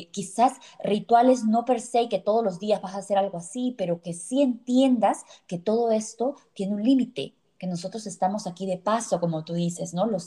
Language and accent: Spanish; Cusco, Peru; la magia espiritual que tenemos como cultura que tenemos como peruanos, que tenemos como cusqueños.